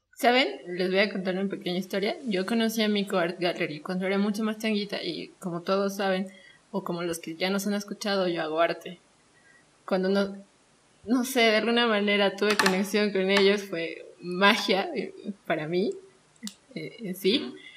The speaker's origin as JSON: {"language": "Spanish", "country": "Bolivia"}